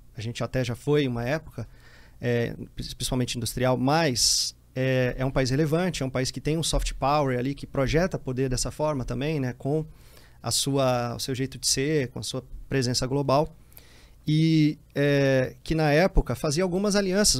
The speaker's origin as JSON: {"language": "Portuguese", "town": "Teresina", "region": "Piauí", "country": "Brazil", "tie": "born or raised there", "also_born_or_lived": "Jerumenha, Piauí", "moved": "as an adult", "lives_now": "Brasília, Brazil", "said": "cresci, cresci em Teresina, né? Até os 23 anos"}